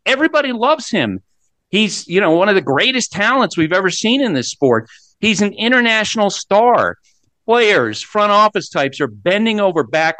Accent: Central Vermont, United States; as a product of Central Vermont

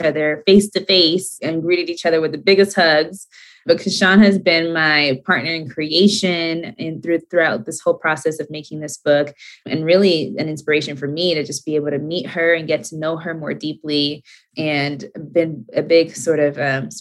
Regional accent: Atlanta, Georgia, United States; now in Los Angeles, United States; I grew up in Atlanta

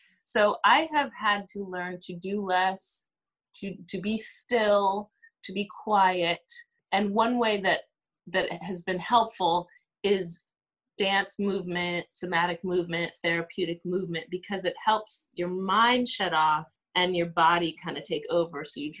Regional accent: St. Croix, U.S. Virgin Islands; So as far as I'm from St. Croix, U.S. Virgin Islands, and I would say anytime I'm here and I can get a good stewed oxtail or stewed goat, curried goat, I go for it. That reminds me of home.

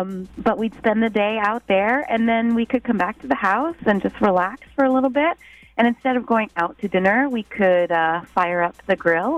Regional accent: Bonney Lake, Washington, United States; I'm from Bonney Lake. But actually right now I am house-sitting on Lake Tat.

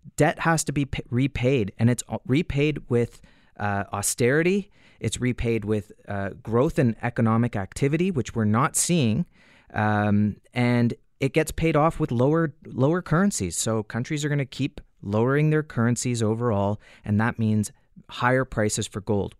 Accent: Canada; as a Canadian

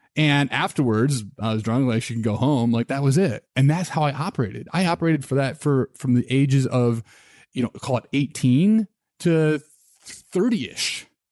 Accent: Midwest, United States; I grew up in the Midwest

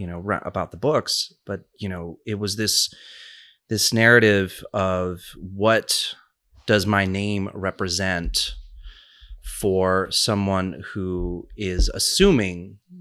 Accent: New York City, New York, United States; I grew up in New York. I grew up in New York City.

